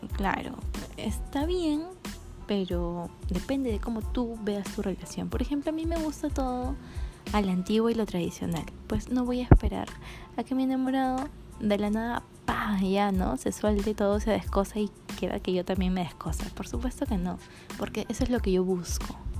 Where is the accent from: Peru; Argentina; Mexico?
Peru; Lima; soy de Lima y yo me he dado cuenta de que las personas de Lima somos más liberales